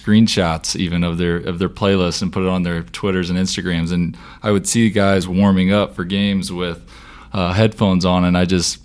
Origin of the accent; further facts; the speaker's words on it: Fort Worth, Texas, United States; moved away as an adult; also born or lived in Miami, Florida / Detroit, Michigan; born and raised in Fort Worth, Texas